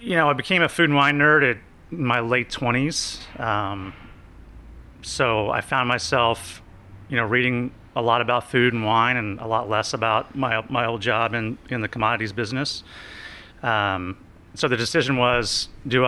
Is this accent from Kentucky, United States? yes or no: no; Riverton, Kansas, United States; moved away; growing up in Riverton, Kansas, you know, the one stoplight town